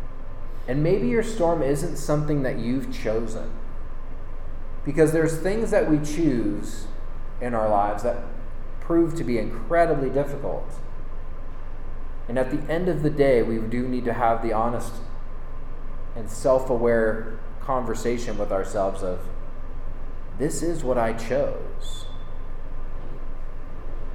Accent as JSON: {"language": "English", "region": "Northern California", "country": "United States", "moved": "as an adult", "lives_now": "Boise, United States", "said": "we're from Northern California originally"}